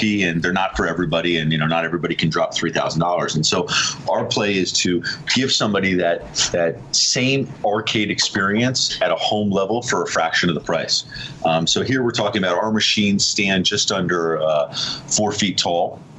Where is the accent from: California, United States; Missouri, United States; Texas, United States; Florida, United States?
California, United States; Southern; moved away as an adult; now in New York, United States; Born and raised in Southern California and moved to the East Coast, New York in my early 20s and been out here ever since